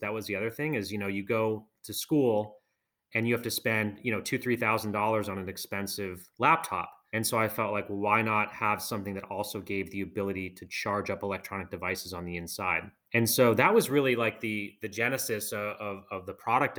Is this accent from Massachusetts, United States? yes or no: yes; outside of Boston, Massachusetts, United States; I grew up outside of Boston